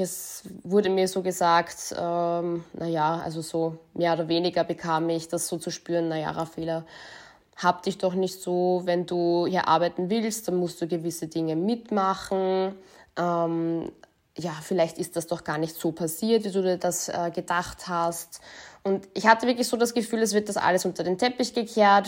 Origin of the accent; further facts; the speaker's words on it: Linz, Upper Austria, Austria; now in Vienna, Austria; gebürtige Linzerin, lebe jetzt in Wien